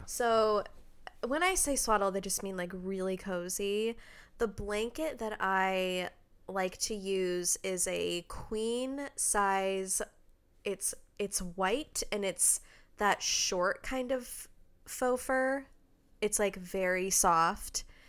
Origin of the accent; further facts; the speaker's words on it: Redmond, Washington, United States; moved away; we're both originally from Redmond, Washington, which is outside of Seattle